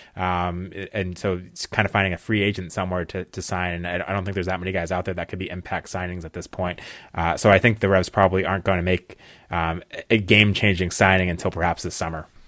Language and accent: English; New England, United States; Well, I am from New England